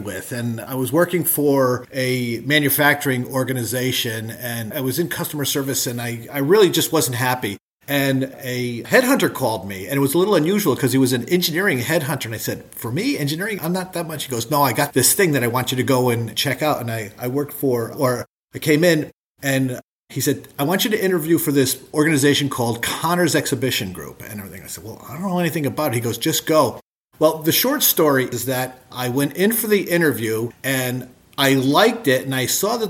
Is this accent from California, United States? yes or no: no; Trumbull, Connecticut, United States; born or raised there